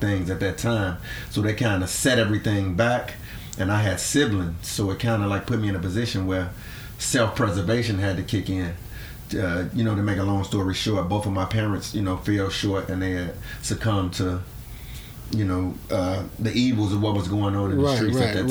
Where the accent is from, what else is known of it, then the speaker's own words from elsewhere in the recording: Chicago, Illinois, United States; born and raised in Chicago, Henry Horner Projects